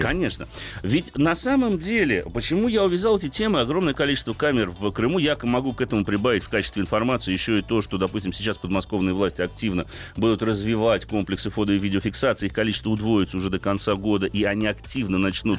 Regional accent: Moscow, Russia; как москвич

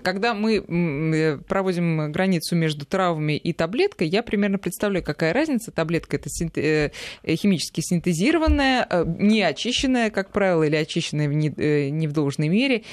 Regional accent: Moscow, Russia; нам, москвичам

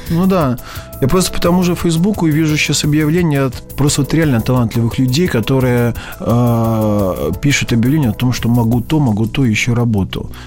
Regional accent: village near Taganrog, Rostov Oblast, Russia; moved away as an adult; now in Moscow, Russia; Я родился в Таганроге

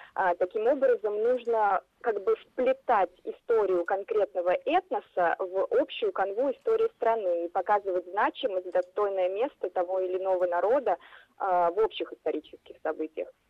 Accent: Ulyanovsk Oblast, Russia; я родом из Ульяновской области

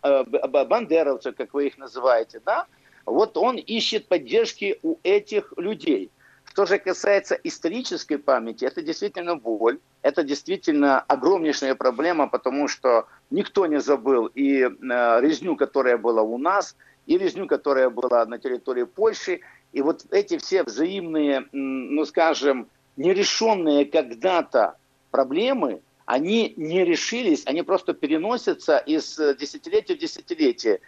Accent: Ukraine; я же родился в Украинской Советской Социалистической Республике

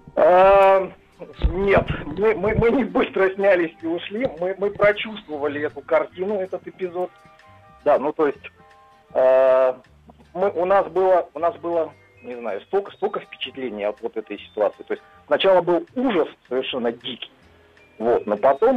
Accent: Arkhangelsk Oblast, Russia; now in Saint Petersburg, Russia; Я из Санкт-Петербурга, но э, родился и детство мое прошло в Архангельской области.

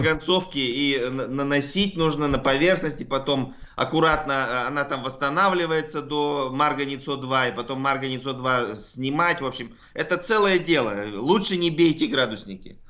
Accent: Altai Krai, Russia; я сам с Алтая

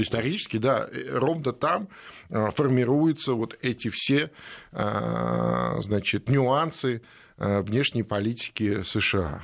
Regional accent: Feodosia, Crimea, Ukraine; мой родной город Феодосия

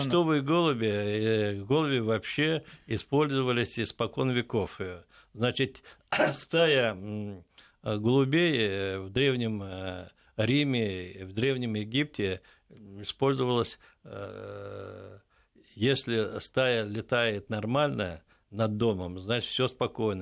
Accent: Moscow, Russia; Я уроженец непосредственно вот этого вот Перервы, то есть сейчас район Печатники

